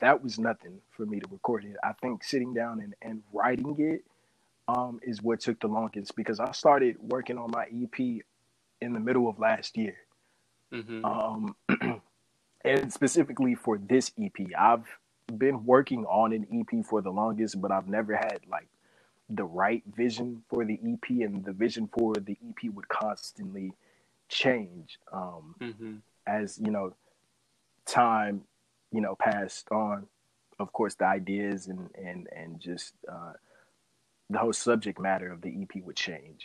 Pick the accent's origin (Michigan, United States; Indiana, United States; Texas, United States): Texas, United States; Houston; I'm a native from Houston, Texas